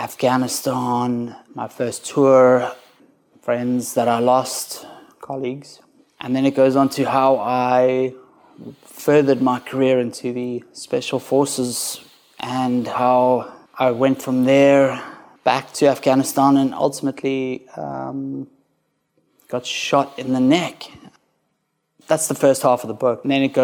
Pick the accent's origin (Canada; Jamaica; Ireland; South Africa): South Africa; but it starts with me growing up in South Africa, being quite a, I guess, quite a bad kid, not really knowing where he's supposed to be, and struggling through life.